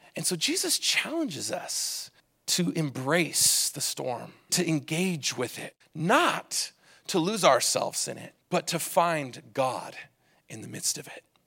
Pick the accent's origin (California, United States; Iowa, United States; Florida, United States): California, United States; Southern; When I was a kid growing up in Southern California